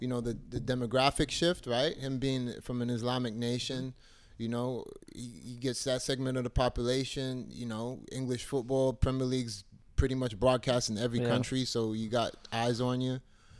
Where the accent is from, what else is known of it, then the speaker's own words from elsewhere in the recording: New York, United States; I'm from New York and I'm like, man, we're not making no moves.